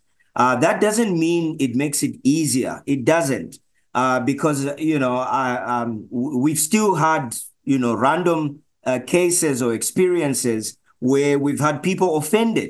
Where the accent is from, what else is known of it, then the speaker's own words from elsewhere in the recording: Zambia; moved away as an adult; now in Johannesburg, South Africa; I'm originally from Zambia